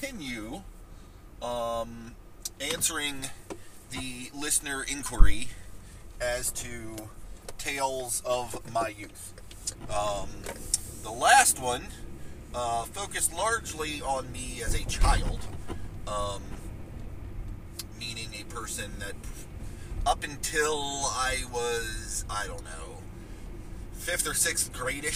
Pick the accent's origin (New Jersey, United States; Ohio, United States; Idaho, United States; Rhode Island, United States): Ohio, United States; Martins Ferry; My hometown of Martins Ferry, Ohio, is not exactly a sprawling metropolis